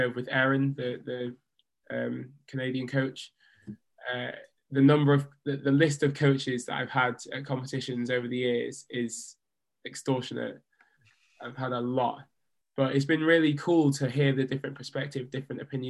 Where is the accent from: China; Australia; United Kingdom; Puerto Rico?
United Kingdom; also born or lived in Leeds / Jamaica; I grew up in the British system